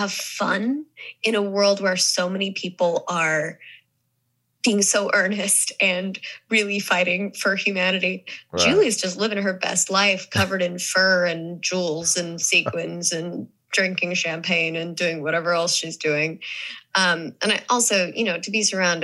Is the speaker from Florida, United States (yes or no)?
no; Missouri, United States; accent: Southern; moved away; also born or lived in the South / New York / Los Angeles; when I grew up in Missouri, everyone called me …